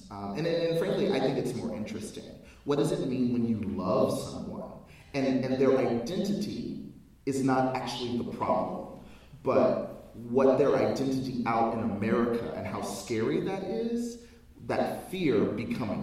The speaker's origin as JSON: {"language": "English", "country": "United States", "said": "I'm African American as apple pie and lynching."}